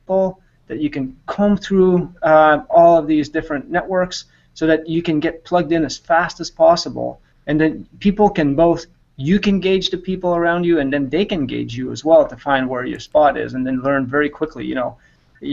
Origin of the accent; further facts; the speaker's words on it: Canada; moved away as an adult; now in Silicon Valley, United States; I'm Canadian.